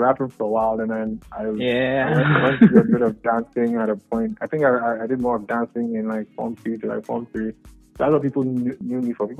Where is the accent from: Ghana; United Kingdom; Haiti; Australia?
Ghana; Koforidua, Eastern Region; also born or lived in Labone, Accra; I was born in Koforidua.